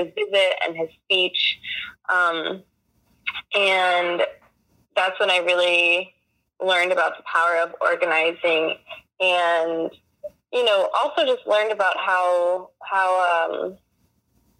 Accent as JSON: {"language": "English", "town": "Washington", "region": "District of Columbia", "country": "United States", "tie": "born or raised there", "said": "I was born and raised here in Washington, D.C."}